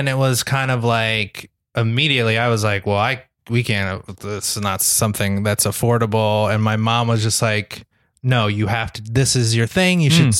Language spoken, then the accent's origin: English; New Jersey, United States; New Jersey.